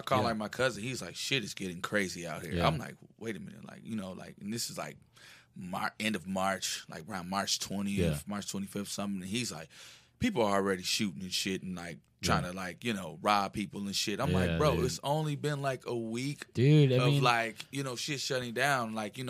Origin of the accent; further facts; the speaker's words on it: the South, United States; I'm not from LA. Yeah, I'm from the South.